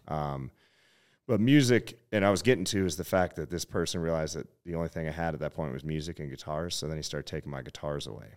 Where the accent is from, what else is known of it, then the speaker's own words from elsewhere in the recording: Butte, Montana, United States; moved away as an adult; also born or lived in Kalispell, Montana / Kila, Montana / Flathead Valley, Montana / Los Angeles; my hometown, Butte, America